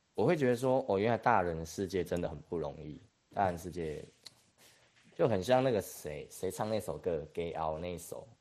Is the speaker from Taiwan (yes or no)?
yes; Taichung, Taiwan; moved away as an adult; now in Taipei, Taiwan; 我是台中人，那我后来我去了台北生活，然后也创业嘛